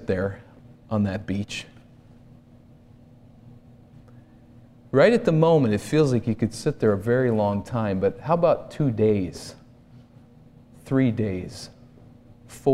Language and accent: English; East Coast, United States; moved away; I grew up on the East Coast, and for us, vacation was to go to the shore, to the ocean.